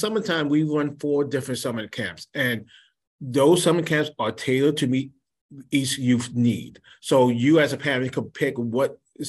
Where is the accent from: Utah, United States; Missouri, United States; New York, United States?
New York, United States; New York City; moved away as an adult; now in Alaska, United States; I was born and raised in New York City, but I've lived in many different places and I've been in Alaska for 11 years now